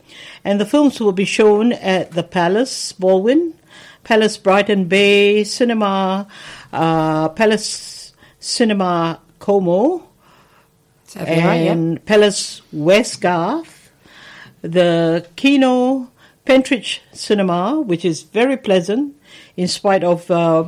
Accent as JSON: {"language": "English", "country": "Singapore", "tie": "born or raised there", "moved": "yes", "lives_now": "Melbourne, Australia", "said": "I come from Singapore, and at one stage when I was still in school, Singapore was part of Malaysia"}